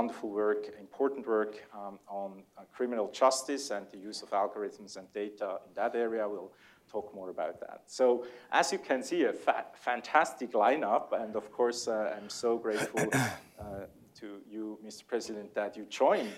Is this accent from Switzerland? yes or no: yes; Switzerland; accent: Swiss; English is a second language; my Swiss accent is so strong when I speak German that it's easier for the Germans when I talk English